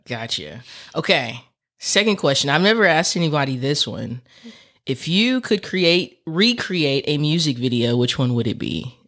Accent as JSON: {"language": "English", "region": "Texas", "country": "United States", "said": "I'm from Texas."}